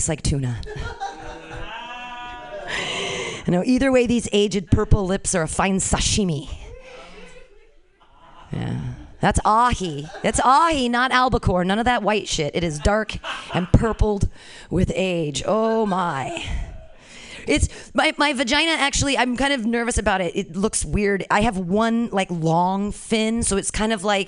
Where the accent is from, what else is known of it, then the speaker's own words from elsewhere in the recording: California, United States; Born and raised in California, never lived outside of here